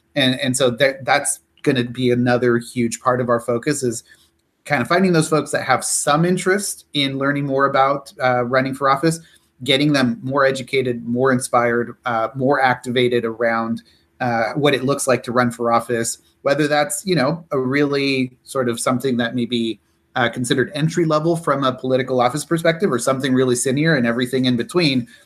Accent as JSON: {"language": "English", "town": "San Diego", "region": "California", "country": "United States", "tie": "born or raised there", "also_born_or_lived": "Tijuana, Mexico", "moved": "as an adult", "lives_now": "Kentucky, United States", "said": "I'm originally from San Diego"}